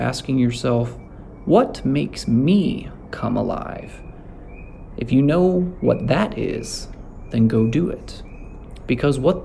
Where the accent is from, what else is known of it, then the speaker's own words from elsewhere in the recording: Amarillo, Texas, United States; also born or lived in Lubbock, Texas; I grew up with it in Amarillo